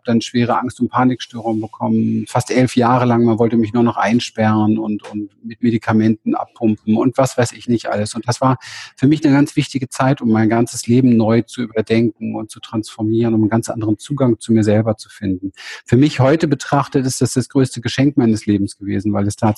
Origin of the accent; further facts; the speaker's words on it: Berlin, Germany; Also ich bin in Berlin aufgewachsen, um Hinterhof